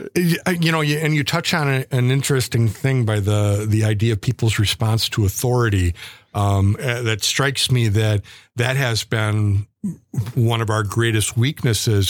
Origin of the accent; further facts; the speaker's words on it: United States; our country